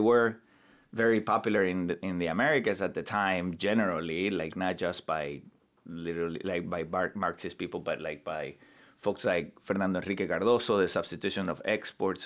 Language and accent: English; Santa Cruz de la Sierra, Santa Cruz, Bolivia; moved away as an adult; now in United States; from my hometown in Bolivia, which is the, the second largest city in the country